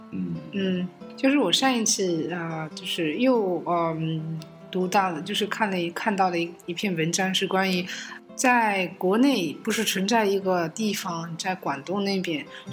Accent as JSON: {"language": "Chinese", "country": "Germany", "tie": "born or raised there", "moved": "yes", "said": "我们在德国就是我在那边生活长大的地方"}